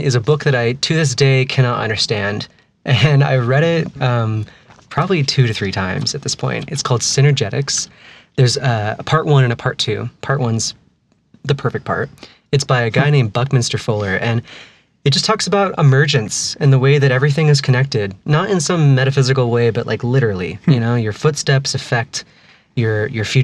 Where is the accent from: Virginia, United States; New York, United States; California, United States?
California, United States; moved away as an adult; now in Salt Lake City, United States; I'm from California originally. I've lived here about almost 4 years.